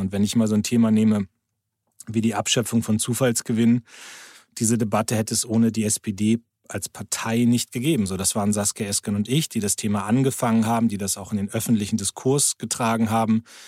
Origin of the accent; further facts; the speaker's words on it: Lower Saxony, Germany; als Niedersachse